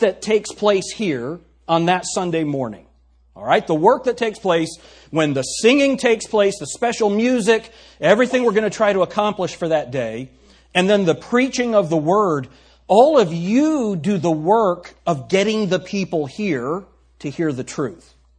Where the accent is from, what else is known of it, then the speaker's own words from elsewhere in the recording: New York, United States; accent: New York; My New York accent